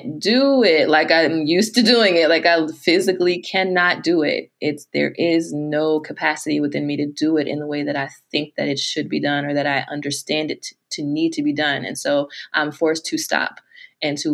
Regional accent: United States; my American self

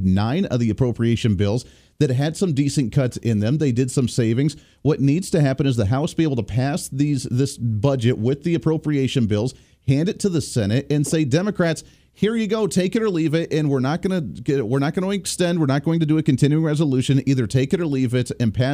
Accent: Kansas, United States; the great state of Kansas, my home state

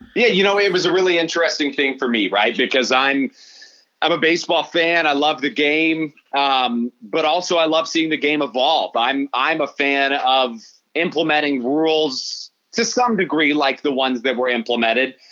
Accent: Midwest, United States; as a Midwesterner, but that's what we do here.

